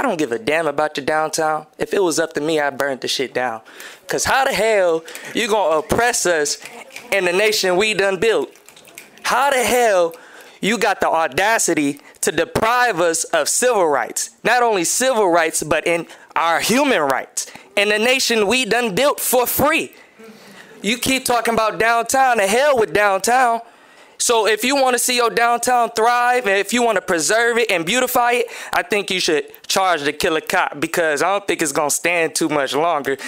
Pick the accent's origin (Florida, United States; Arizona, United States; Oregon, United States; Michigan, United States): Michigan, United States; Grand Rapids; I grew up here in Grand Rapids